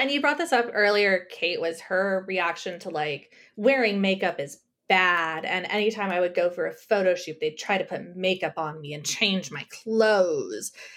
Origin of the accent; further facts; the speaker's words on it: El Paso, Texas, United States; moved away; I grew up in El Paso, Texas, on the border with Ciudad Juar-, Juarez.